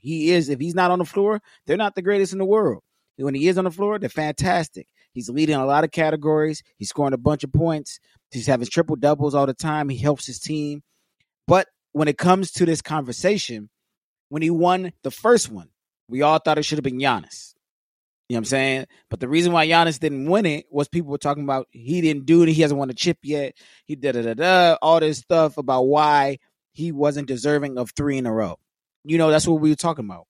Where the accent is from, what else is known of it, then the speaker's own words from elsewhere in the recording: Los Angeles, California, United States; being born and raised in L.A.